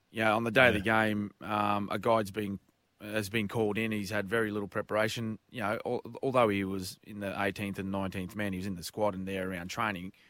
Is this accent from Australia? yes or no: yes; Queensland, Australia; as a Queenslander